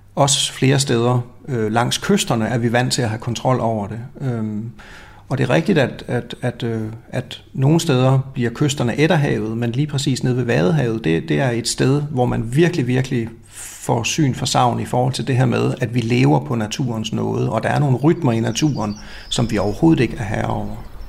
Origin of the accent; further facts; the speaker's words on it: Denmark; går vi rundt som danskere